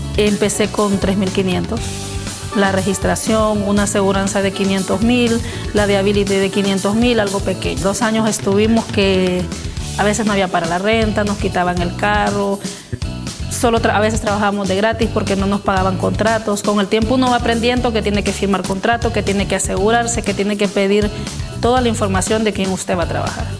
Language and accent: Spanish; Honduras; moved away as an adult; now in United States; Soy originaria de Honduras